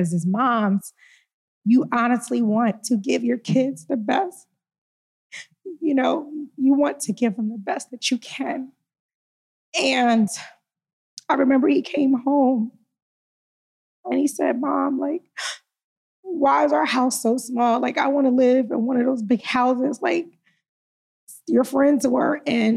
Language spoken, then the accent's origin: English; Philadelphia, Pennsylvania, United States; moved away as an adult; growing up in Philly